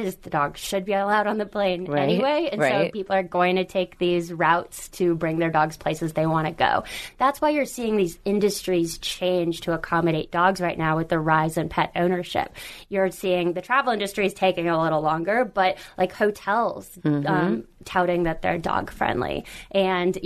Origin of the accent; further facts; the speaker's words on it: Boston, Massachusetts, United States; now in California, United States; I'm originally from the Boston area